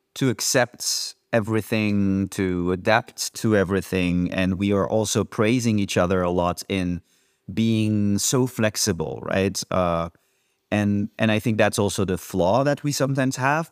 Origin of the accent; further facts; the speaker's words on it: France; now in Amsterdam, Netherlands; I come from France